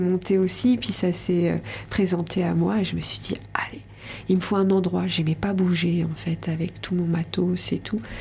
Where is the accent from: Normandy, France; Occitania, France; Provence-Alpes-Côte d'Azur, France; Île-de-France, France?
Normandy, France; Rouen; moved away as an adult; now in Landes, France; De Normandie, je suis née à Rouen.